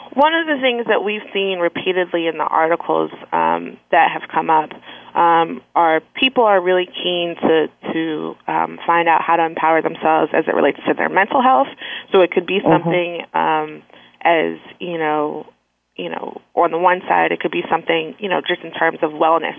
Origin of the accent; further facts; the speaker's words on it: Philadelphia, Pennsylvania, United States; now in Washington, D.C., United States; I'm originally from Philadelphia, um, and I currently um, live, work, and play in Washington, D.C.